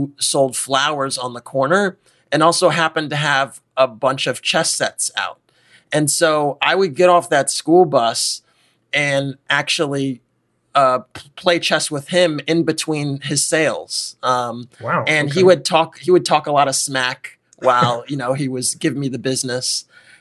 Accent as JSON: {"language": "English", "town": "New York City", "region": "New York", "country": "United States", "tie": "born or raised there", "said": "I grew up in Harlem, in the heart of New York City"}